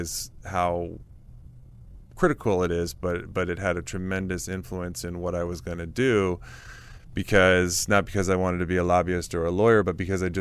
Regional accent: Washington, District of Columbia, United States; I grew up in Washington, D.C. in the area. Yeah, I am a native to D.C.

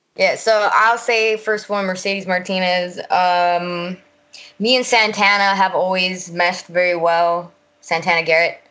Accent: Puerto Rico; moved away as an adult; also born or lived in United States (born); now in Florida, United States; I was raised in Puerto Rico

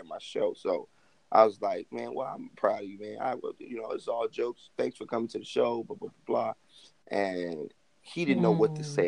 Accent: Chicago, Illinois, United States; now in Los Angeles, United States; I'm from Southside Chicago

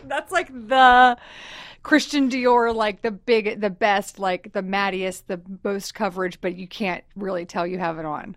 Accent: Texas, United States; I'm from Texas, so I say talk a lot

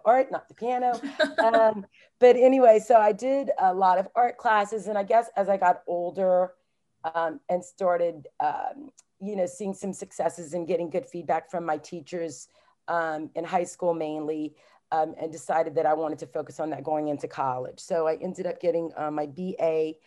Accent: Southwest Louisiana, United States; now in Maryland, United States; I was born and raised in Southwest Louisiana, like in the heart of Cajun country.

